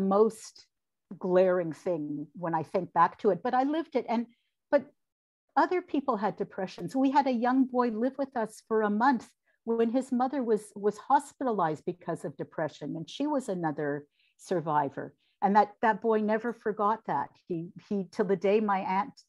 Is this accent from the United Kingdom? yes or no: no; London, Ontario, Canada; moved away as an adult; now in Toronto, Canada; the people I grew up with in London from the Jewish community